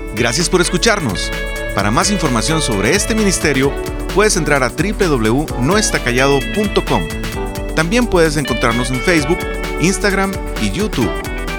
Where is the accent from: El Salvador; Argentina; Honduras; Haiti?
El Salvador; now in Mexico; yo personalmente soy del Salvador